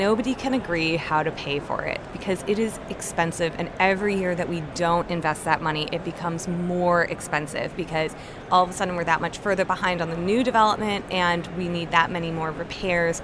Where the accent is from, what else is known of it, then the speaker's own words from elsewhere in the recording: Northern Virginia, United States; I grew up in Northern Virginia.